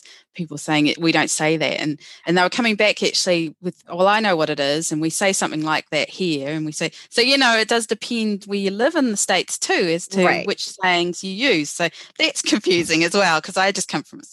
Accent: New Zealand

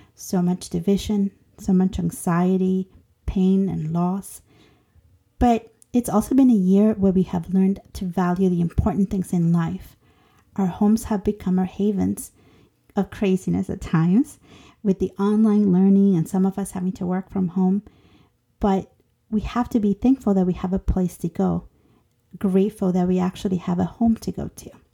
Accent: Honduras; moved away; I am an immigrant from Honduras turned citizen

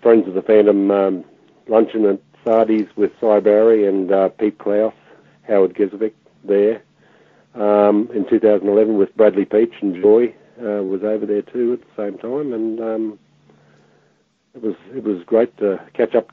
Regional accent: Brisbane, Queensland, Australia; I grew up in Brisbane

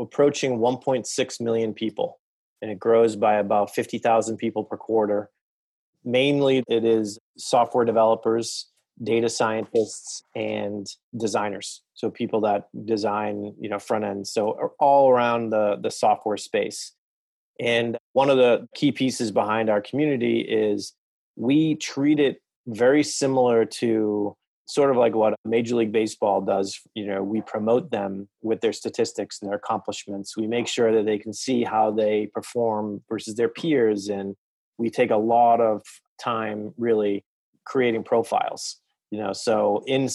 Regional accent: Boston, Massachusetts, United States; I am from the Boston area, native, still live there

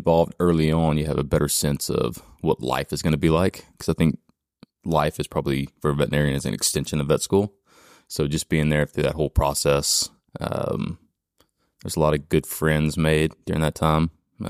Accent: Louisiana, United States; I'm from Louisiana.

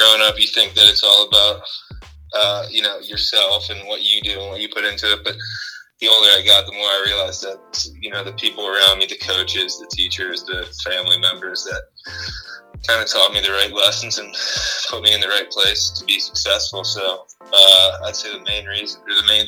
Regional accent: Winnetka, Illinois, United States; moved away as an adult; also born or lived in New Hampshire; I grew up in Winnetka, Illinois, which is a suburb of Chicago

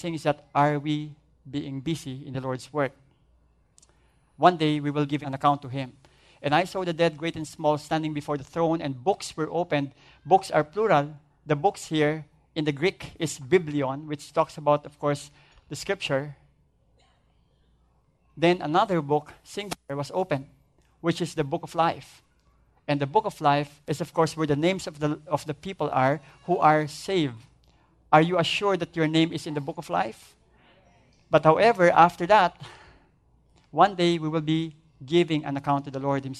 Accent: Philippines; as Filipino

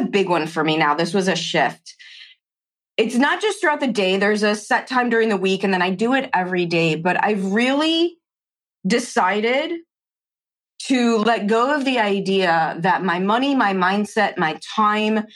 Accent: Chicago, Illinois, United States; I grew up in Chicago, public schools in the 70s and 80s

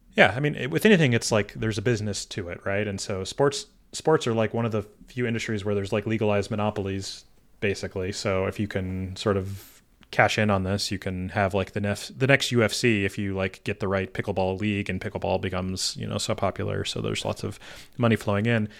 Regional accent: Michigan, United States; I was born in Michigan

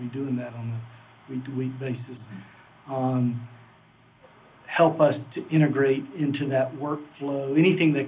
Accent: the South, United States; I grew up in the South, as you can tell by my accent

